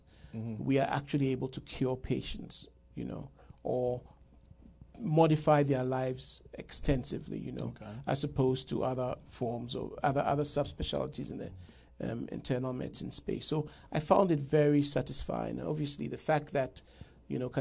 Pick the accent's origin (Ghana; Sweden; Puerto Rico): Ghana; moved away as an adult; also born or lived in New York, United States; now in United States; I'm originally from Ghana, and I did my medical school back in Ghana